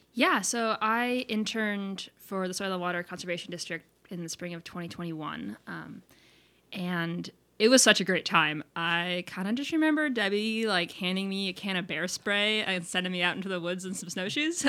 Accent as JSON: {"language": "English", "region": "South Dakota", "country": "United States", "said": "I'm from South Dakota"}